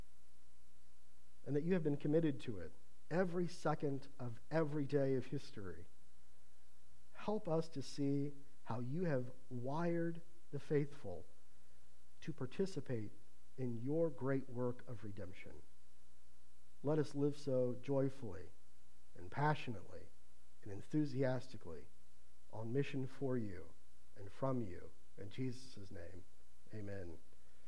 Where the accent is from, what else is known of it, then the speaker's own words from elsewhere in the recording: Ohio, United States; moved away; Growing up in Ohio